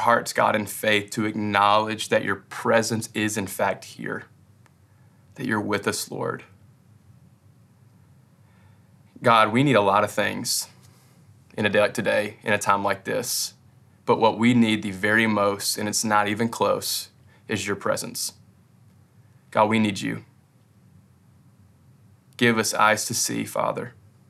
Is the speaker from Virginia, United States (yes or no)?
no; Kentucky, United States; I'm from West Kentucky, so he's really country.